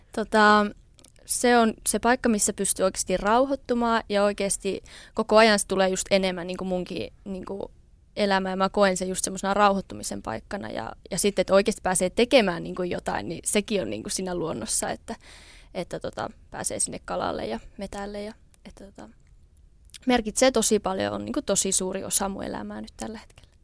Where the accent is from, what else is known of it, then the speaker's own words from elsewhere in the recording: Tikkakoski, Central Finland, Finland; also born or lived in Jyväskylä / Lievestuore; now in Niemisjärvi, Finland; mä oon alun perin siis Tikkakoskelta kotoisin